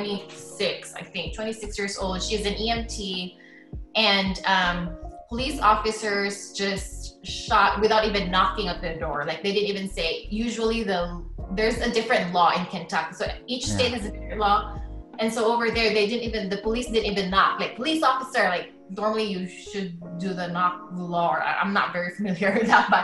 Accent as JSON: {"language": "English", "country": "Philippines", "tie": "born or raised there", "moved": "as an adult", "lives_now": "San Antonio, United States", "said": "I grew up in the Philippines. I did my school there."}